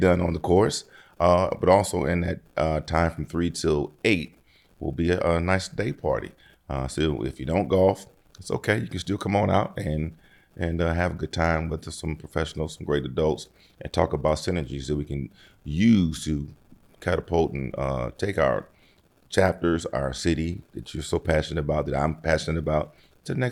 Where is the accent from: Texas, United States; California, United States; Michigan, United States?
Michigan, United States; Detroit; my hometown, Detroit